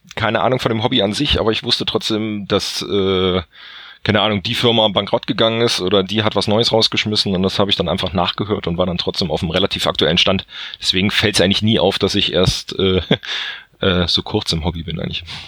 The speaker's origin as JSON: {"language": "German", "region": "North Hesse", "country": "Germany", "said": "komme aus dem schönsten aller Bundesländer, quasi Nordhessen"}